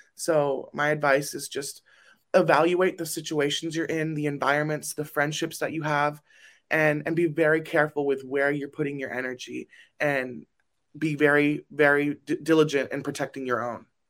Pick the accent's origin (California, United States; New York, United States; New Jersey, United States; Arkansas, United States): California, United States; Burbank; I am from Burbank, California